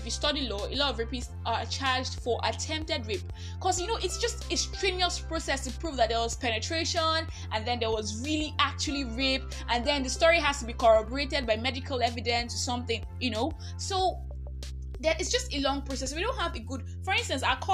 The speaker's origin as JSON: {"language": "English", "country": "Nigeria", "said": "I'm that Nigerian Christian alcoholic"}